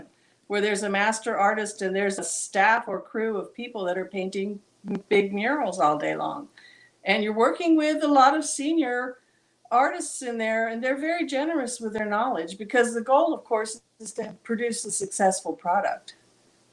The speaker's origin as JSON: {"language": "English", "region": "Southern California", "country": "United States", "said": "we're from Southern California"}